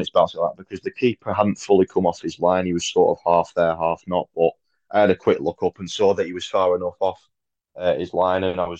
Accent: Congleton, North West England, United Kingdom; playing for my hometown, especially with a lot of the lads that I've grown up with.

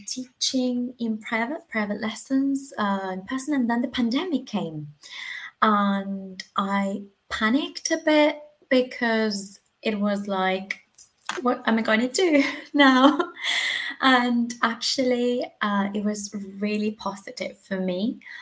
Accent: Argentina; English is a second language; moved away as an adult; now in Spain; I'm from Argentina

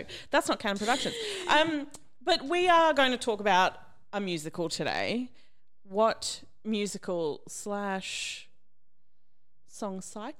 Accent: Brisbane, Queensland, Australia; I'm from Brisbane

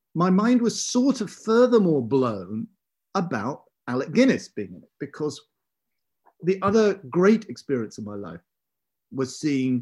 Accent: South East England, United Kingdom; us kids growing up in the British home counties

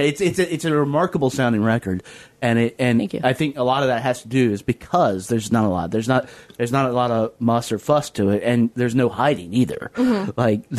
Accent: Lynchburg, Virginia, United States; I grew up in Southwest Virginia, down in Lynchburg.

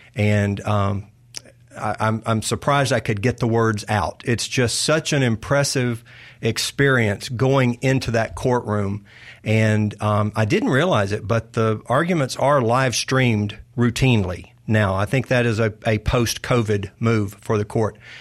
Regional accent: Arcadia, Louisiana, United States; moved away as an adult; now in Mississippi, United States; I grew up in North Louisiana

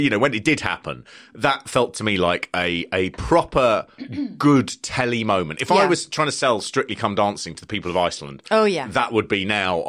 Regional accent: London, United Kingdom; As a Londoner

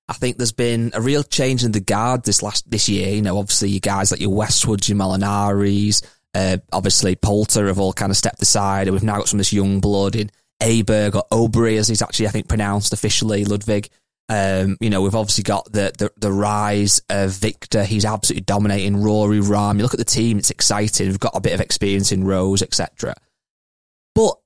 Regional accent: England, United Kingdom; I'm English, British

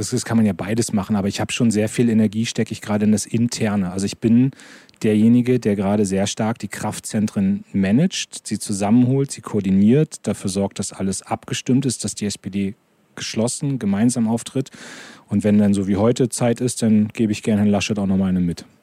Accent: Lower Saxony, Germany; ich komme aus Niedersachsen, da ist noch alles in Ordnung, in meinem Wahlkreis ist alles in Ordnung.

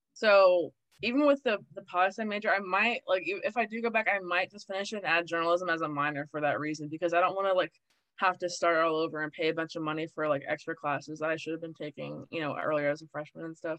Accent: Maryland, United States; I'm from Maryland. I'm born and raised in Maryland. It's very liberal here

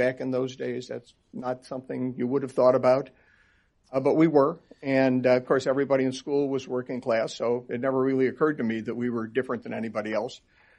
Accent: Chagrin Falls, Ohio, United States; I grew up in Cleveland, Ohio, a little place called Chagrin Falls, outside of Cleveland, Ohio, eventually.

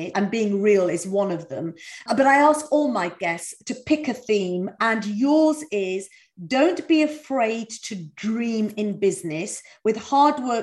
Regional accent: East Midlands, United Kingdom; I was brought up in East Midlands

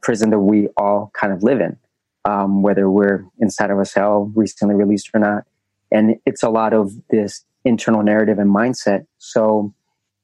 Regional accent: Las Vegas, Nevada, United States; also born or lived in Colombia; now in Texas, United States; I was an immigrant from Colombia, being raised in Vegas.

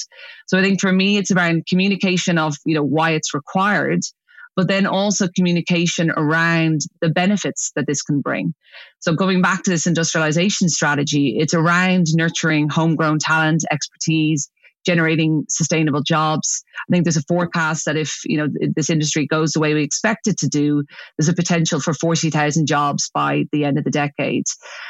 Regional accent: Ireland; Obviously, I'm Irish, so everyone wants to come back to Ireland eventually.

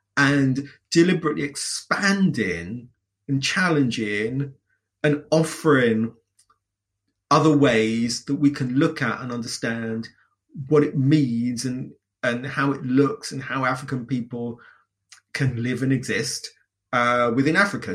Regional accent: London, United Kingdom; my own experiences growing up in London

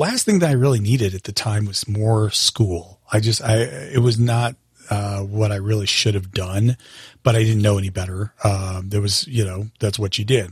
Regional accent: Longmont, Colorado, United States; I grew up in Longmont, Colorado with my parents

